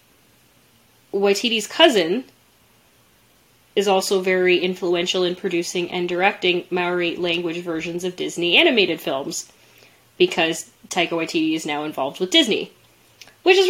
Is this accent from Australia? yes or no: no; Canada; somebody growing up in Canada